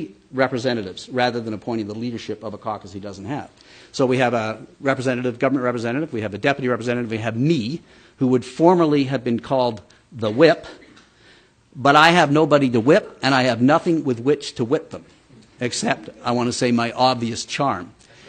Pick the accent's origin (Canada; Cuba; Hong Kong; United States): Canada; Alberta; I'm from Alberta